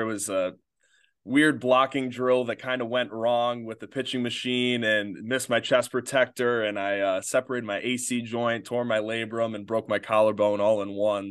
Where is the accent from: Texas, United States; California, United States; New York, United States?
New York, United States; Batavia; grew up in uh, Batavia, New York